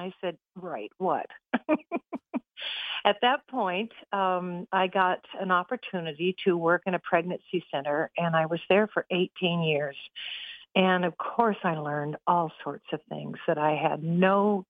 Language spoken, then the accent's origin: English; California, United States; now in Ohio, United States; We moved from California, where I knew everything. I knew all the freeways. I was comfortable. I had all my friends from high school and college.